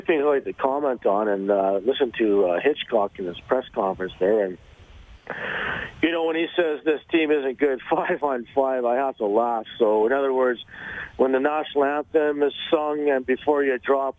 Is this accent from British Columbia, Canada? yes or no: no; Fort McMurray, Alberta, Canada; also born or lived in Edmonton / Penticton; now in Okanagan Falls, Canada; And I used to live in Edmonton. I grew up in Fort McMurray.